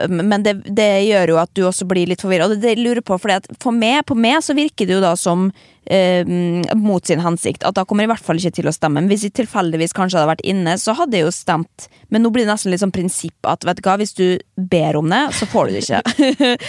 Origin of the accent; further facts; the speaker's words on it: Norway; Eh, men så eh, kommer vi jo fra Norge, liksom.